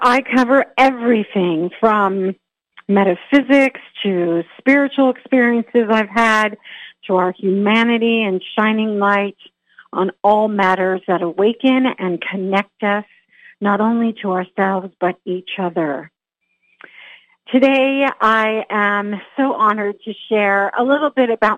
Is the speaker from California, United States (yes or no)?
yes; California, United States; I grew up in California, and I grew up with a very talented, incredibly talented family